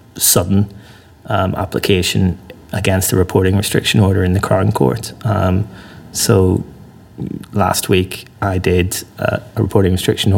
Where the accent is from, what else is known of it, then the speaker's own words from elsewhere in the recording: Northern Ireland, United Kingdom; moved away; I came to the law from a background growing up in Northern Ireland